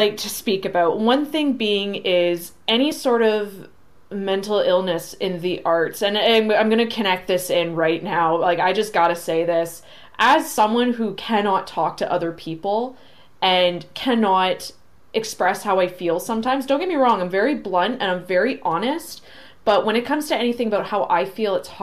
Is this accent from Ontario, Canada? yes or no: yes; St. Catharines, Ontario, Canada; I'm from St. Catharines